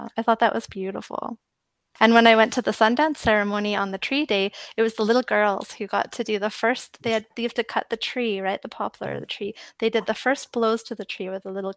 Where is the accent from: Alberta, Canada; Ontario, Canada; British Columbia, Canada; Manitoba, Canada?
Alberta, Canada; Edmonton; moved away as an adult; now in Canmore, Canada; I grew up in Edmonton